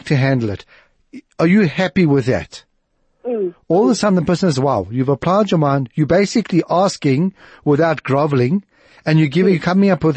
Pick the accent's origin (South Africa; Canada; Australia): South Africa; accent: white South African; my perfectly white South African accent